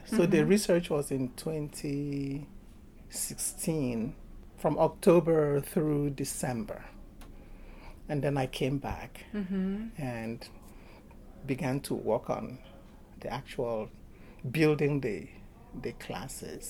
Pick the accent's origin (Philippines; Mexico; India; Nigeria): Nigeria; now in United States; I'm from Nigeria, but I entered Nigeria twice